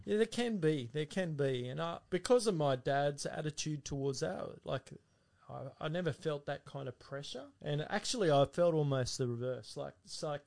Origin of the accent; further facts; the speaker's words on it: Castle Hill, New South Wales, Australia; also born or lived in Central Coast; I was born in Chester Hill, and um, he was pastoring then. And then we moved to the Central Coast, and he was at a church there. And then when I was about uh, seven, I came to Castle Hill BAPS, and Dad was there for quite some time.